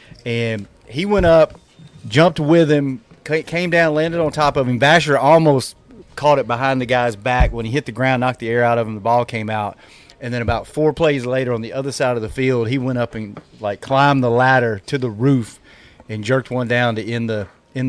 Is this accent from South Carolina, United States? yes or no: no; Louisiana, United States; I'm from Louisiana and normally my neck is that color anyway